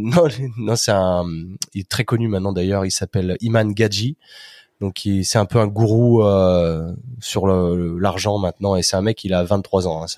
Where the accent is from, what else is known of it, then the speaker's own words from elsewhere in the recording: Chambéry, Auvergne-Rhône-Alpes, France; moved away as an adult; also born or lived in United States / Australia / England / Spain; now in Chambéry, France; je suis originaire de Chambéry, donc euh, dans les Alpes